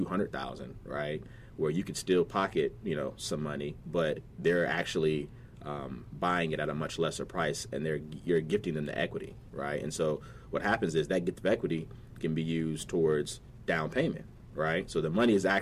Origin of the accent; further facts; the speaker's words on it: Virginia Beach, Virginia, United States; growing up in Virginia Beach, College Park to be exact